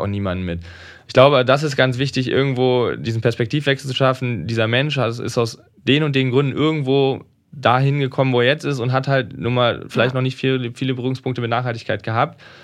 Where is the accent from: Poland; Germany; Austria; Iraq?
Germany; Rhineland; Ich komme aus dem Rheinland